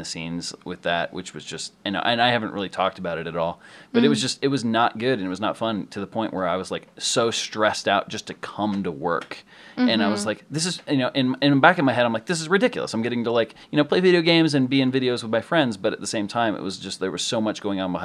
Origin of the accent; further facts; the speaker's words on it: Ohio, United States; moved away; I went back to Ohio to visit for Thanksgiving